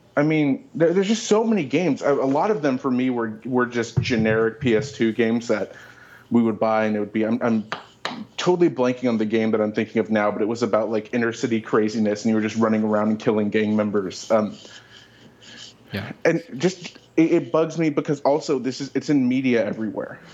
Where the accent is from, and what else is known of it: Oakland, California, United States; born or raised there